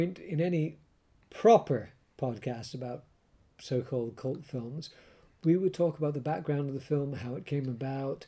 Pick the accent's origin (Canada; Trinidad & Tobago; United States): Canada; I grew up with it in Canada